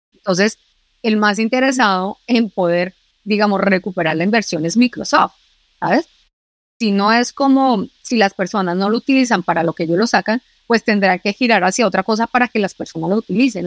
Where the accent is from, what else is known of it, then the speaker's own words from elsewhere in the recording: Colombia; now in Spain; Yo soy colombiana